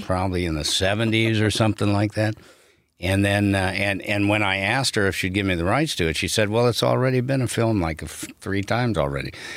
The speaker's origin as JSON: {"language": "English", "area": "outside of Chicago", "region": "Illinois", "country": "United States", "tie": "born or raised there", "said": "I grew up outside of Chicago"}